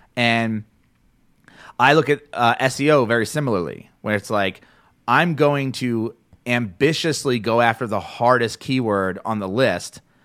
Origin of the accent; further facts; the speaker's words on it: New Jersey, United States; Jersey, my hometown, my home area, home state.